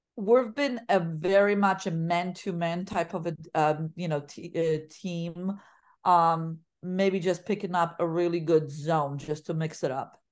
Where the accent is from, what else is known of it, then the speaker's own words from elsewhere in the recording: Poland; English is a second language; moved away as an adult; now in United States; where I was born and raised, 'cause I didn't leave until I was, I graduated high school.